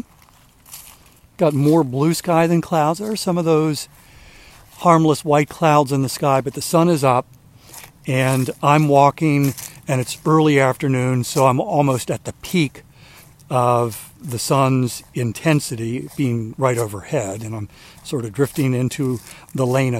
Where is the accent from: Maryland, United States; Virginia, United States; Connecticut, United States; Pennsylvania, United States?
Maryland, United States; moved away as an adult; now in South Carolina, United States; we moved here from Maryland 3 years ago, because I'd lived my entire life in Maryland